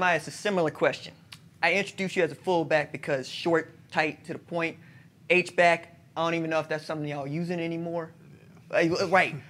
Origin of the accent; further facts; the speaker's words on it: Oklahoma, United States; Hey, Coach, I'm from Oklahoma.